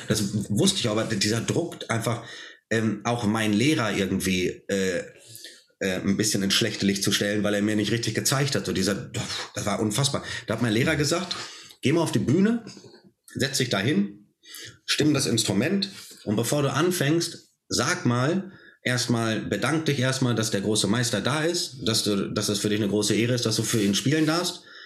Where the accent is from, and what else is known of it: Germany; born or raised there